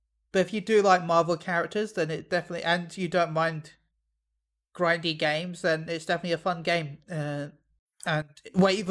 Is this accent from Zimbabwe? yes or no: no; United Kingdom; I'm British